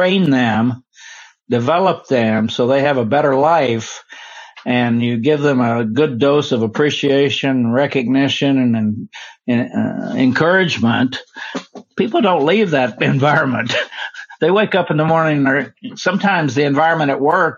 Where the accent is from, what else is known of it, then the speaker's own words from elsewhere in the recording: Oklahoma, United States; moved away as an adult; also born or lived in Washington, D.C.; I grew up in Oklahoma. In the 40s and 50s, and it was pretty racist.